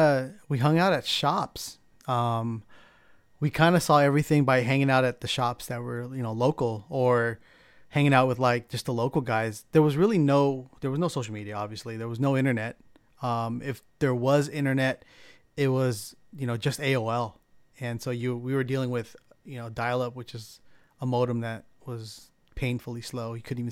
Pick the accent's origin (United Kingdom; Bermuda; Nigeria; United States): United States; San Diego, California; I grew up in San Diego, California, so it was kind of in the midst of a real big street racing scene down there.